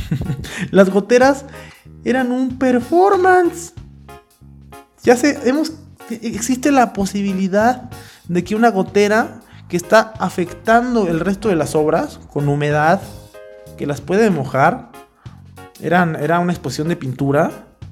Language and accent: Spanish; Mexico; a mí, como mexicano